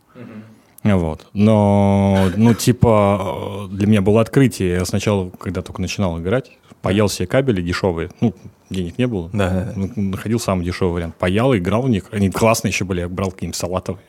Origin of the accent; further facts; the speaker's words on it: Moscow Oblast, Russia; я ездил из Подмосковья в Москву, и это занимало час двадцать да. на электричке.